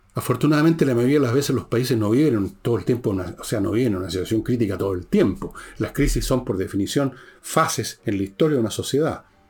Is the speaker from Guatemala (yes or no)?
no; Chile